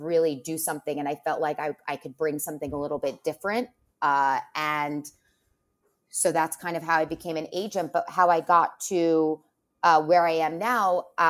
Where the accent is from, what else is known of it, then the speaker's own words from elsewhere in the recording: New York, United States; Well, so I grew up in Westchester and I always loved to read.